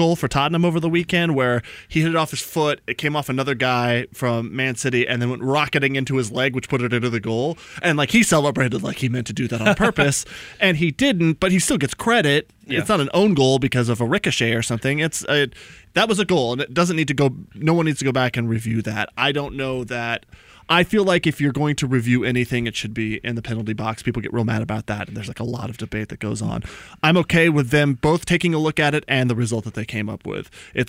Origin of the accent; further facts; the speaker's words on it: Atlanta, Georgia, United States; I'm from Atlanta.